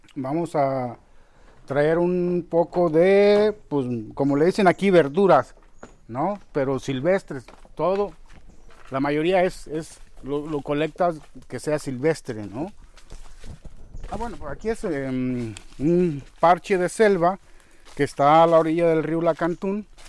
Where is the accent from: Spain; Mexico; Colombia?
Mexico; Boca de Chajul, Chiapas; also born or lived in Guerrero; yo llegué aquí a la selva cuando todavía no había nada de gente